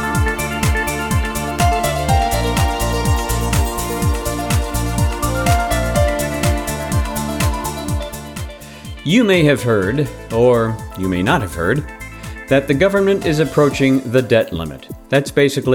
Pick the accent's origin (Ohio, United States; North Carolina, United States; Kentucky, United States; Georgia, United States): Georgia, United States; Atlanta; my hometown boys, the Atlanta Braves